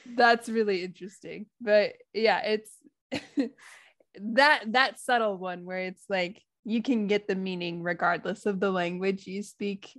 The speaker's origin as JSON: {"language": "English", "country": "United States", "accent": "American", "moved": "yes", "lives_now": "Japan", "said": "my American accent"}